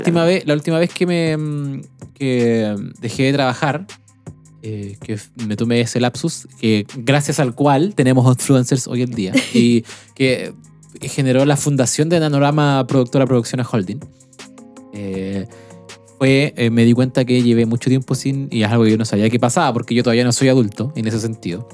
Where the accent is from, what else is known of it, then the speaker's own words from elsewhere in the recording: Chile; como chilenos tenemos